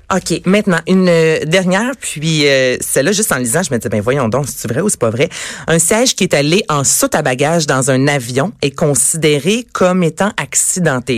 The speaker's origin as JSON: {"language": "French", "region": "Quebec", "country": "Canada", "said": "chez nous, au Québec"}